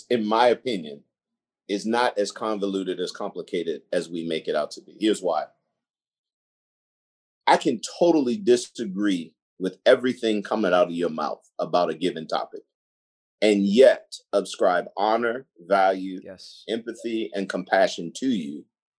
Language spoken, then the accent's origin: English; Gresham, Oregon, United States; also born or lived in Sandy / Damascus; I grew up in Gresham, Oregon, or Sandy, Oregon, Damascus, or whatever.